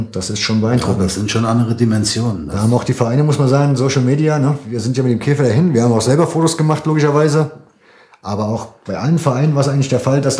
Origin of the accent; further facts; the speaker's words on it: Saarland, Germany; Ja, vor allem für uns als Saarländer war es halt wichtig, oder wäre es halt schön gewesen, die saarländischen Spieler halt auch auf dem Auto zu haben.